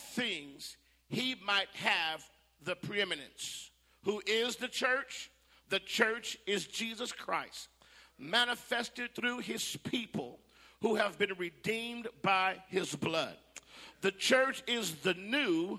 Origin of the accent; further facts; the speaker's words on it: Phoenix, Arizona, United States; also born or lived in California; now in the South, United States; I'm from Phoenix, Arizona, as well.